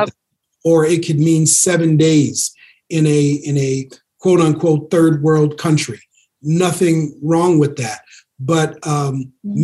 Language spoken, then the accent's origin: English; Minneapolis, Minnesota, United States; my hometown, Minneapolis